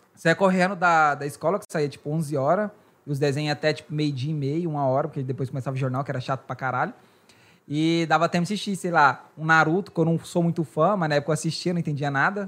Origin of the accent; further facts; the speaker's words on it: Goiás, Brazil; moved away; Goiás, né, que de onde eu sou